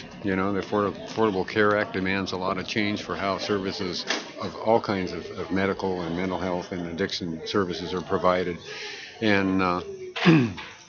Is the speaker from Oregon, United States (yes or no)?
yes; Eugene, Oregon, United States; I'm from Eugene, Oregon.